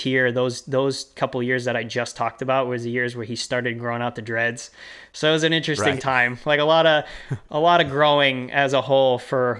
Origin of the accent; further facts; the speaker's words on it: Canada; also born or lived in Boston; I'm Canadian